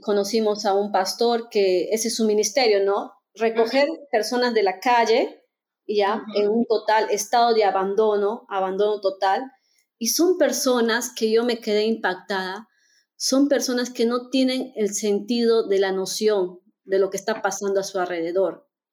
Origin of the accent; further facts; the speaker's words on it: Peru; moved away as an adult; also born or lived in India; now in Germany; soy peruana